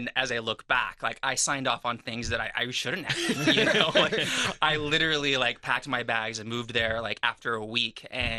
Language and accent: English; United States; moved away; also born or lived in Portland, Oregon / San Francisco, California / Ohio; Grew up on the West Coast, Oregon, and California, San Francisco.